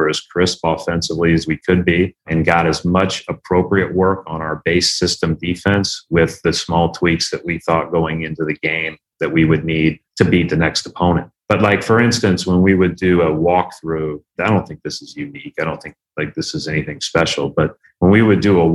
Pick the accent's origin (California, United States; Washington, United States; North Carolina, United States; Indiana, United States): Indiana, United States; we grew up in the Knight Katie era in Indiana